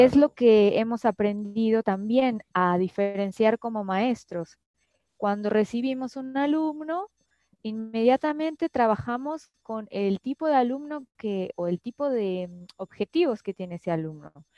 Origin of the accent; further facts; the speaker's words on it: Mexico; desde mi perspectiva como mexicana